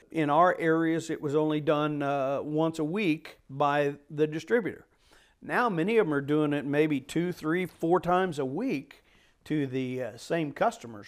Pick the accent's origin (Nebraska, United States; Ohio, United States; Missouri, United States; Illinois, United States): Missouri, United States; Chillicothe; Chillicothe to the warehouse, which was basically my hometown area